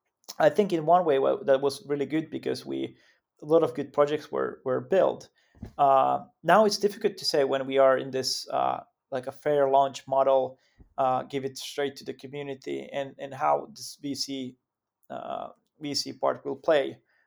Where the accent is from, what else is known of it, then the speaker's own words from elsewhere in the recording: Finland; English is a second language; Yeah, I mean, like, of course, like I'm from Finland myself, but actually, when we look at the team, it's quite quite global